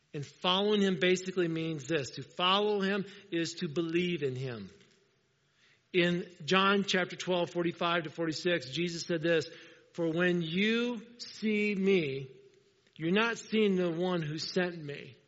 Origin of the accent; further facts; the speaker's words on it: Indiana, United States; I'm a farm boy. I grew up in Indiana